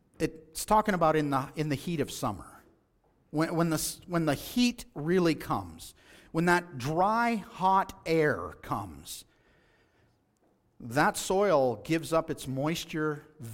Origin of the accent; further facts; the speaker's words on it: Texas, United States; I remember as a child growing up in West Texas, many a day were spent in the field hoeing weeds.